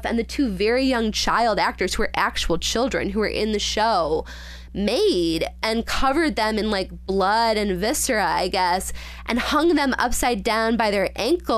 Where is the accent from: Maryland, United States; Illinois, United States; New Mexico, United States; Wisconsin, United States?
Illinois, United States; I grew up in Illinois, not California